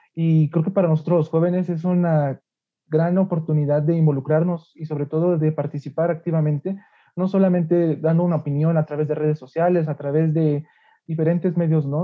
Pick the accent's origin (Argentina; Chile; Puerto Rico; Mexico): Mexico; como mexicanos